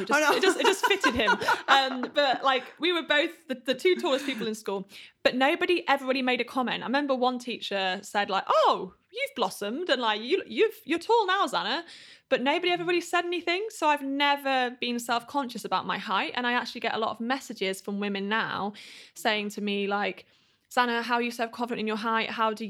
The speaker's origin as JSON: {"language": "English", "region": "Yorkshire and the Humber", "country": "United Kingdom", "tie": "born or raised there", "said": "Grew up in Yorkshire. So the north of England."}